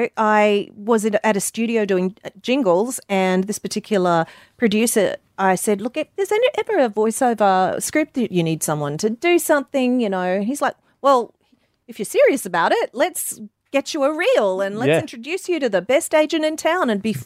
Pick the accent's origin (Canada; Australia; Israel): Australia; Mackay, Queensland; moved away as an adult; now in United States; Growing up in the Mackay Whitsundays area.